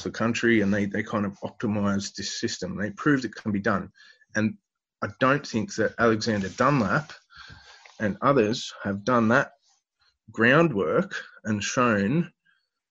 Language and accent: English; Newcastle, New South Wales, Australia; I grew up in Newcastle, the world's biggest coal port.